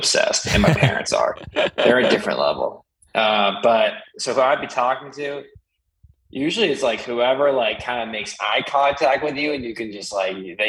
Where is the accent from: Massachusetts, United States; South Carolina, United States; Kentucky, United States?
Massachusetts, United States; Sudbury; now in Austin, United States; I grew up in Sudbury, Mass.